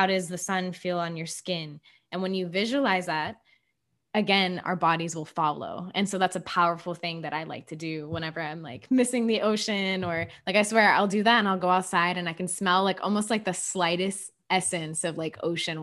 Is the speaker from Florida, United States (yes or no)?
yes; Miami, Florida, United States; moved away; I'm from Miami, I'm not living in Miami anymore